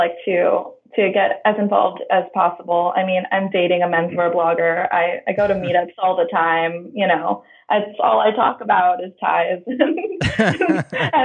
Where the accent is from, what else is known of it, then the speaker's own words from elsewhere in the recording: Oahu, Hawaii, United States; moved away as an adult; now in California, United States; I was born and raised in Hawaii, on the island of Oahu